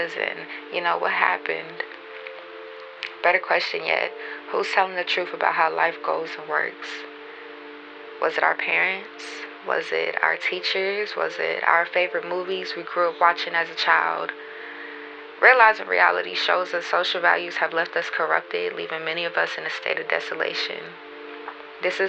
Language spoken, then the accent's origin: English; Baltimore, Maryland, United States; now in Atlanta, United States; I'm from Baltimore, Maryland, but I stay in Atlanta